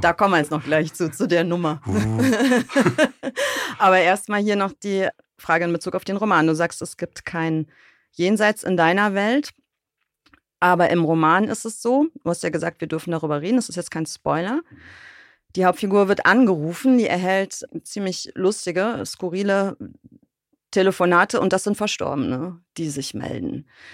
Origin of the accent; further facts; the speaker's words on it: Bonn, North Rhine-Westphalia, Germany; in Bonn, was meine Heimatstadt ist.